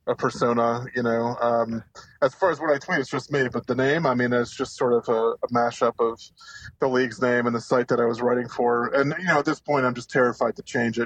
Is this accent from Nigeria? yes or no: no; Spain; now in United States; I have my family Spanish, I grew up in Spain, lived there for a number of years